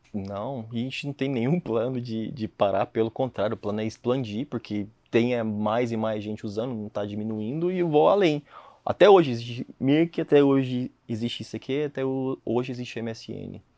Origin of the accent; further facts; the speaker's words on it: Jussara, Goiás, Brazil; moved away as an adult; now in London, United Kingdom; Vim de Jussara.